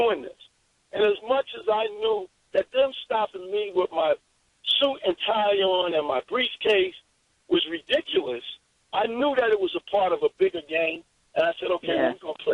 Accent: New York City, New York, United States; I'm a kid from Harlem

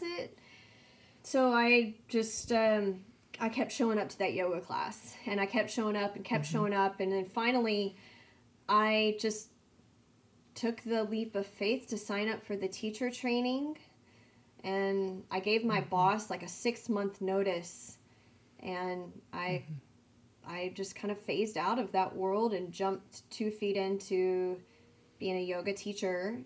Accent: San Angelo, Texas, United States; I'm from San Angelo, Texas

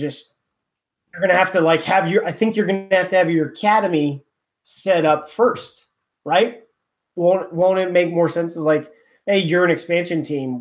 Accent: California, United States; I'm from California

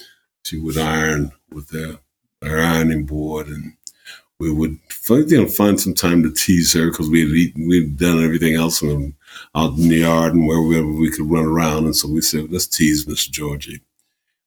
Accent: Indianapolis, Indiana, United States; growing up in Indiana

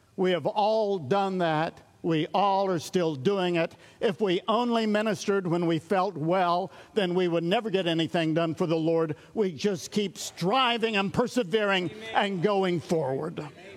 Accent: East Tennessee, United States; I come from East Tennessee

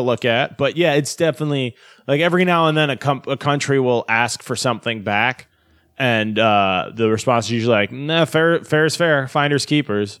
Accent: United States; as an American

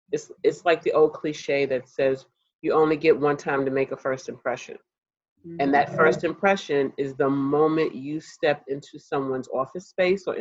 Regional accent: New York, United States; being a New Yorker, born and raised

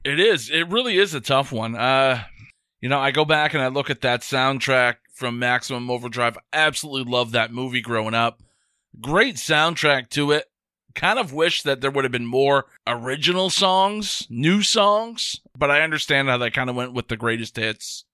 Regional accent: New England, United States; I grew up in New England.

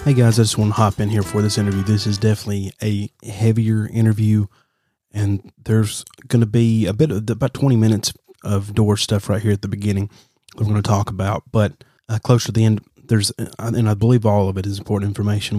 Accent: Alabama, United States; I'm from Alabama

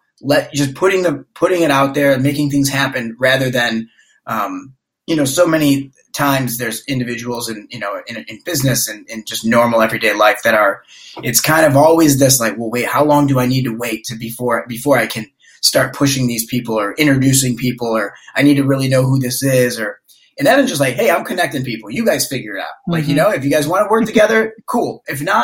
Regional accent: Detroit, Michigan, United States; moved away as an adult; now in Los Angeles, United States; I'm originally from Detroit, and mm-hmm. so I've been in California for 10 years now, but my family all still lives in Detroit

